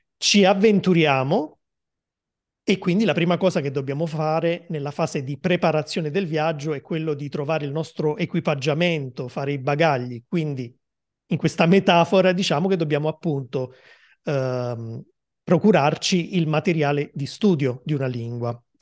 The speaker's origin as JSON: {"language": "Italian", "town": "Naples", "region": "Campania", "country": "Italy", "said": "Io Napoli"}